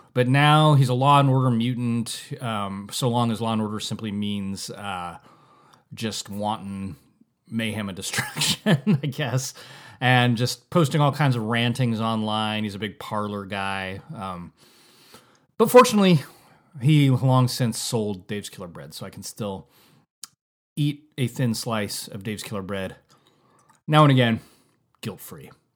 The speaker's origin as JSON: {"language": "English", "town": "Santa Rosa", "region": "California", "country": "United States", "moved": "as an adult", "lives_now": "Napa, United States", "said": "We said Santa Rosa, California"}